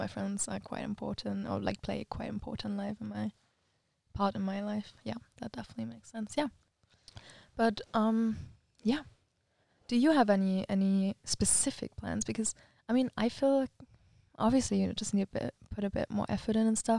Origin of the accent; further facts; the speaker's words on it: Germany; now in Switzerland; we need to find a weekend where I can come to Germany and she can also come back to the to our hometown.